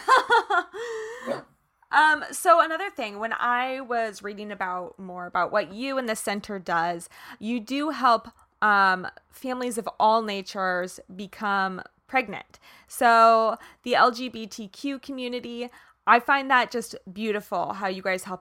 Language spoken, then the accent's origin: English; Kansas, United States; now in California, United States; I'm from Kansas originally